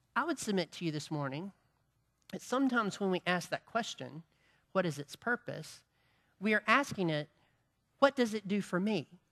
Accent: Farmington, United States; we're from Farmington

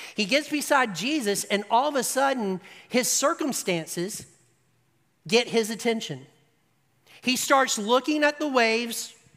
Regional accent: United States; we are American

